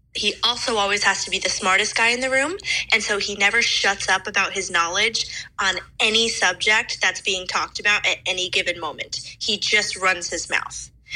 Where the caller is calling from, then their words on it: Chicago, Illinois, United States; I'm calling from Chicago.